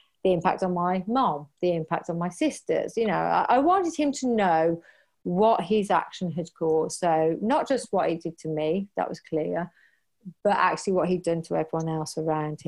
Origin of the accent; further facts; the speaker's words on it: United Kingdom; We're so British